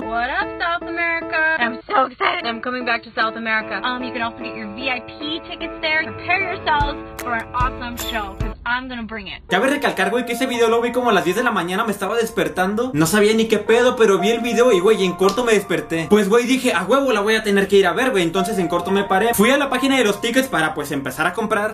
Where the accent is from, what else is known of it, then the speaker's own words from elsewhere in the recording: Saltillo, Coahuila, Mexico; Yo soy de Saltillo